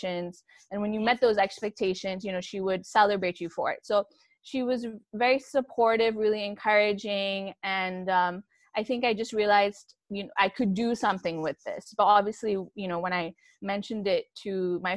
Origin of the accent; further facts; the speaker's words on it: Pakistan; moved away; also born or lived in United States; I am a Pakistani, proudly so.